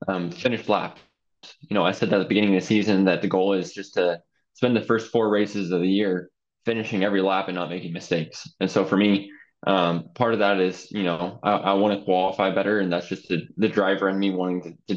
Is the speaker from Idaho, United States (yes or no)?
yes; Idaho, United States; Growing up in Idaho